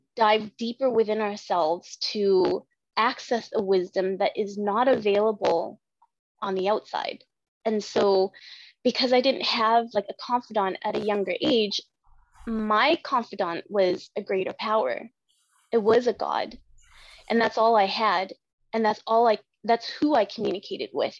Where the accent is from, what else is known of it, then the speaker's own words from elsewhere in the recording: Vietnam; I'm from Vietnam.